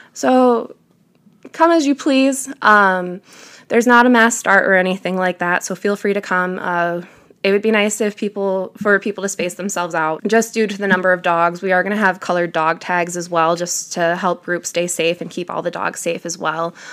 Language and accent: English; Detroit, Michigan, United States; moved away as an adult; I'm from downstate Metro Detroit area.